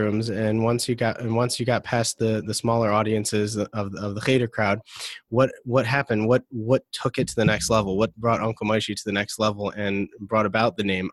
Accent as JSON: {"language": "English", "town": "Detroit", "region": "Michigan", "country": "United States", "tie": "born or raised there", "said": "I'm from Detroit"}